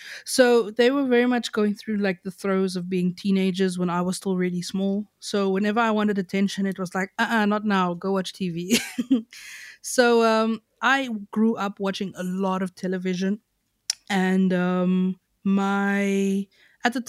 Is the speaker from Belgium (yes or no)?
no; Knysna, Western Cape, South Africa; the area I grew up in Knysna is called Reenendaal